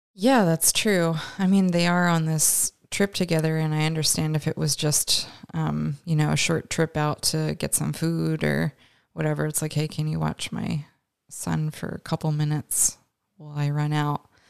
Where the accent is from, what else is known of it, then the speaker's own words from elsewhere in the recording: Canada; we're both Canadian